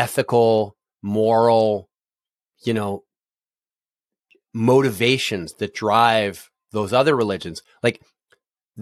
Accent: Philadelphia, Pennsylvania, United States; now in Cincinnati, United States; I grew up in Philadelphia and I've lived a bunch of other places, but here I am in Cincinnati

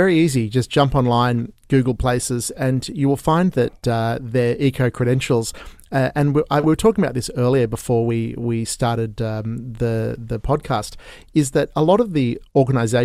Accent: Sydney, New South Wales, Australia; currently I have been locked down in here in Australia, where I'm from Sydney

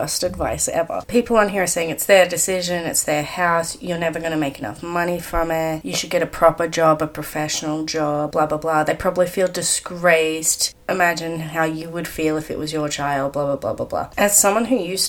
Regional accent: Australia; I'm Australian

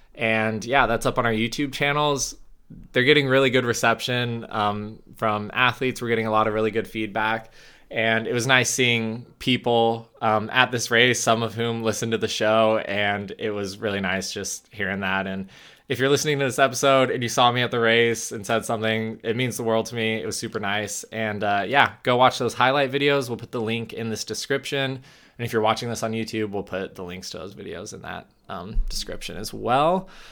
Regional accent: United States; As an American

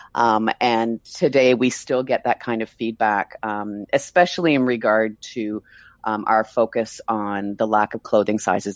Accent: Mississauga, Ontario, Canada; moved away as an adult; also born or lived in Toronto; now in Buenos Aires, Argentina; I grew up in a suburb of Toronto, Mississauga.

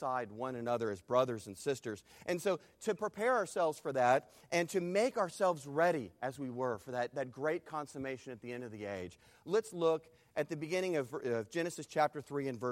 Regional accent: Texas, United States; I am from Texas

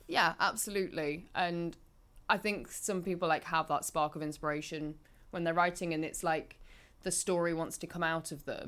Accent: Market Bosworth, East Midlands, United Kingdom; I'm from near Leicester anyway. I grew up in Market Bosworth

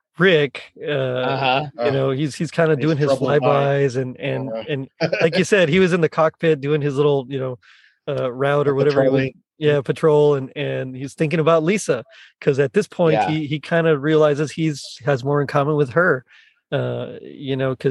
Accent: South Texas, United States; We're from South Texas, man. Everybody's Hispanic there

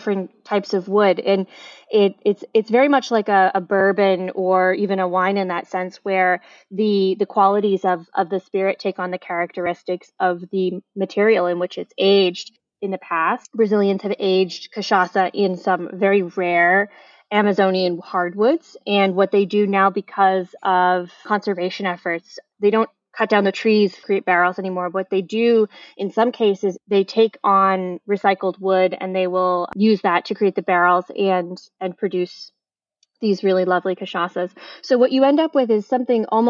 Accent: Boston, Massachusetts, United States; moved away as an adult; now in Miami, United States; growing up in New England in a household that wanted stability

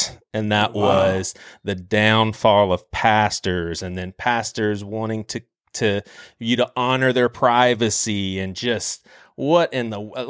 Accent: the South, United States; I'm from the South

